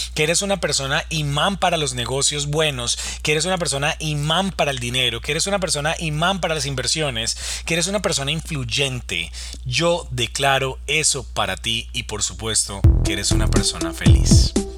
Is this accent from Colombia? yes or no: yes; Colombia; en mi país, en Colombia